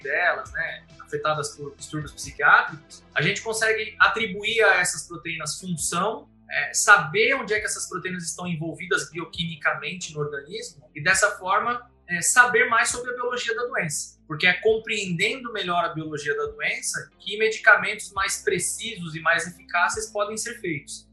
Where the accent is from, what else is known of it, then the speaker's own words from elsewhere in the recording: Santo André, São Paulo, Brazil; moved away as an adult; also born or lived in São Bernardo do Campo / Germany / Cambridge, United Kingdom; now in Campinas, Brazil; eu nasci em Santo André